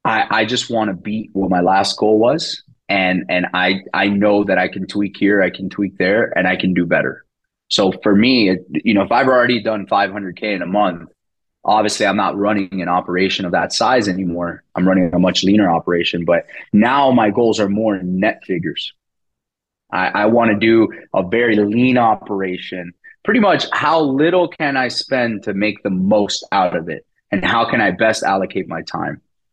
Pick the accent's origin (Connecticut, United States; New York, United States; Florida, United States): Florida, United States; Miami; first language Spanish; English is a second language; now in Fort Lauderdale, United States; I'm born and raised in Miami. I live in Fort Lauderdale now.